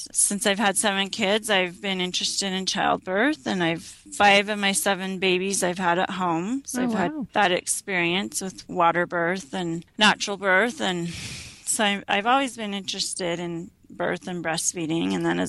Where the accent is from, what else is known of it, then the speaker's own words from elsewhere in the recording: Utah, United States; also born or lived in Arizona / Michigan / Illinois / New York; I was born in Arizona, lived in Michigan, Illinois, New York, and then my dad's a professor at BYU, so we settled in Utah when I was in fourth grade, and so I finished out my public school years in Utah